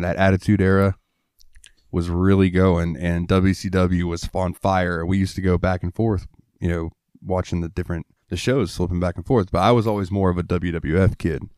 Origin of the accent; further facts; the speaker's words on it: Jacksonville, Florida, United States; I like the Jaguars because I'm from Jacksonville